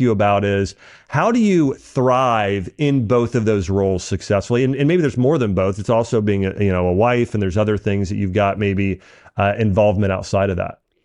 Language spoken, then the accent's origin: English; Dayton, Ohio, United States; I grew up in Dayton